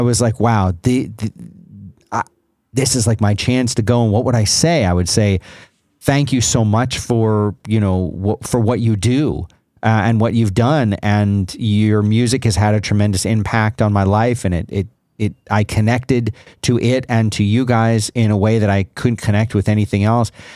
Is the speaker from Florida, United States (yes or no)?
yes; South Florida, United States; as a kid growing up in South Florida